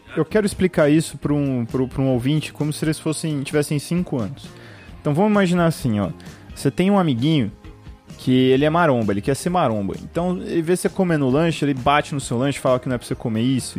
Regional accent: Birigui, São Paulo, Brazil; eu cresci em Birigui

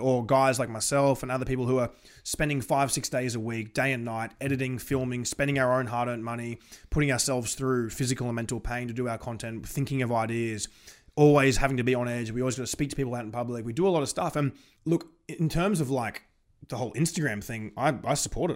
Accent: Australia

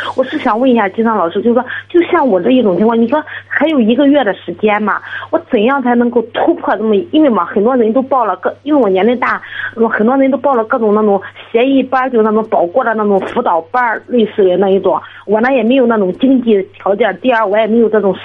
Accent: Zoucheng, Shandong, China; 我是州城，那济宁的

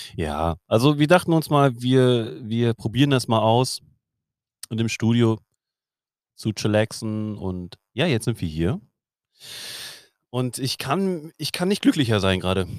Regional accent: Germany; also born or lived in Hamburg; bei uns in Deutschland

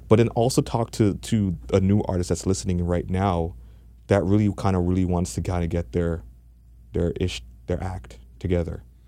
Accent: Jamaica; now in Toronto, Canada; I'm Jamaican

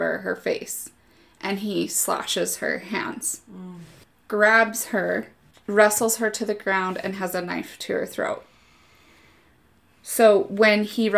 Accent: Utah, United States; we're from Utah. We say creek

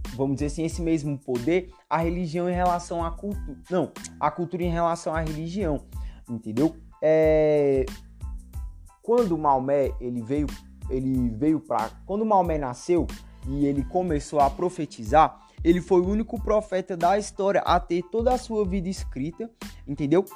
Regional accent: Brazil; eu sou brasileiro e sou cristão

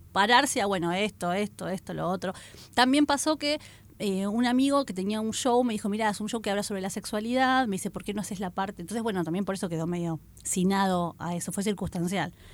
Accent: Argentina

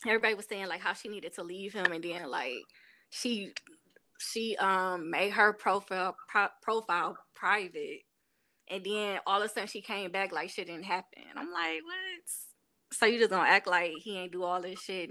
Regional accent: Cleveland, Ohio, United States; now in Houston, United States; I am from Cleveland, Ohio, but I live in Houston, Texas

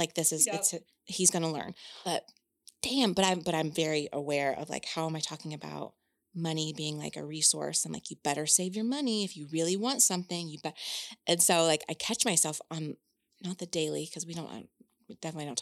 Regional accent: Indiana, United States; I'm from Indiana, and that's the land of cornfields.

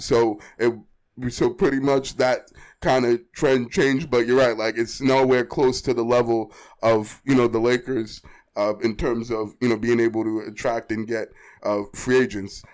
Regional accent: Boston, Massachusetts, United States; I'm born and raised in Boston, grew up and lived in Boston all my life

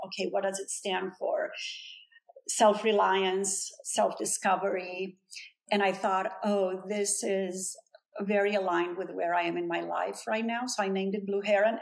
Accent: Brasov, Brașov County, Romania; now in Los Angeles, United States; my hometown in Brasov in Transylvania

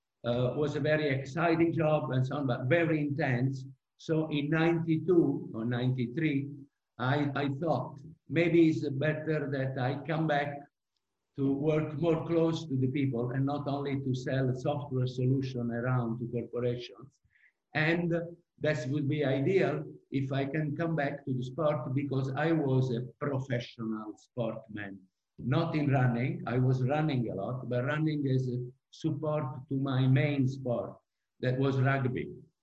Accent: Italy; moved away as an adult; also born or lived in United States; now in Prague, Czech Republic; So I was born in Italy by an Italian dad and a French mom. I was raised there.

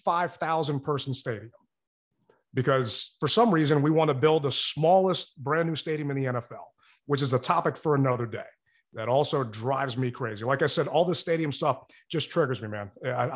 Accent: Woodbridge, Virginia, United States; now in Washington, D.C., United States; I grew up in Lake Ridge in Woodbridge. It was a mess back then. I've been in DC for over a decade.

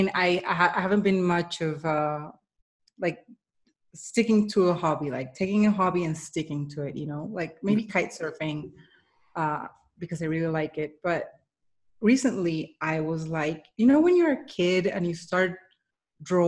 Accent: Colombia; I was born and raised in Colombia.

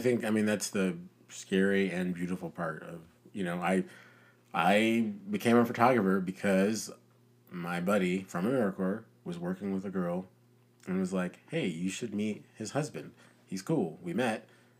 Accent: Nigeria; born there; I was born in Nigeria.

